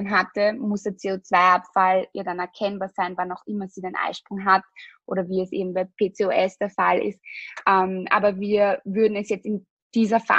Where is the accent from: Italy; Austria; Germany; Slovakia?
Austria; also wir sind aus Österreich, wir produzieren auch in Österreich, es ist ein österreichisches Produkt.